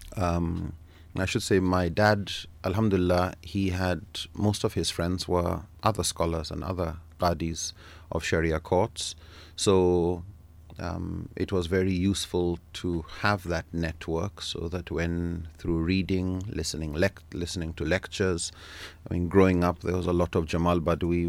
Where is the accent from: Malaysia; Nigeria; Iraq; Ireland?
Nigeria; I'm from Nigeria, born there and grew up there